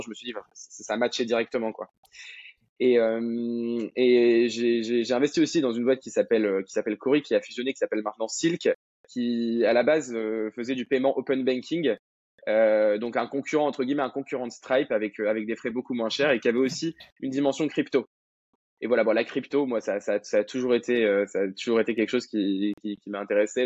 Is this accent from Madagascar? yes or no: yes; Madagascar; moved away as an adult; now in France; j'ai grandi à Madagascar, euh, après mon bac, je, suis arrivé en France